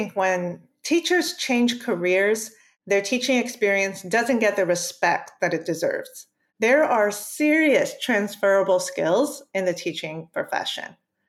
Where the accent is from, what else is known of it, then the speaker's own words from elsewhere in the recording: Maryland, United States; first language Spanish; English is a second language; I'm Cuban and Puerto Rican. I was born and raised in Maryland in the United States. My parents taught me Spanish as my first language.